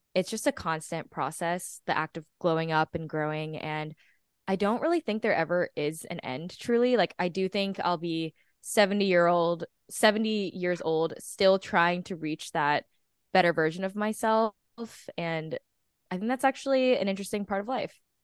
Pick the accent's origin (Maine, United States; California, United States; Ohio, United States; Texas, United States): Texas, United States; moved away as an adult; now in New York, United States; I am originally from Texas, and I moved to New York I think five days after I graduated